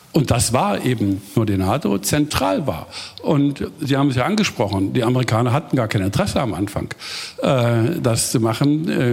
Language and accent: German; Germany; als Deutscher